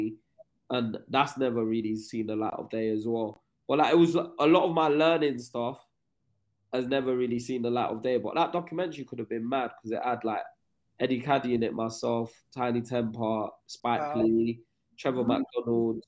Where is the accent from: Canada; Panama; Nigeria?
Nigeria; now in England; I grew up in Nigeria. I moved there when I was 10